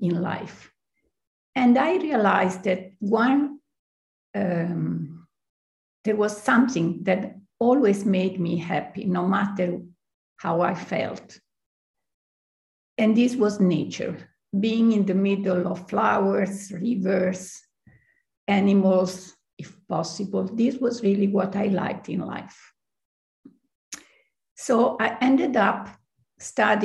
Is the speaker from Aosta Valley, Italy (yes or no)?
yes; Aosta, Aosta Valley, Italy; I was born in Aosta, close to the Mont Blanc that everybody knows in the world. And I grew up, I would say, rather happy in nature, in the woods, close to the rivers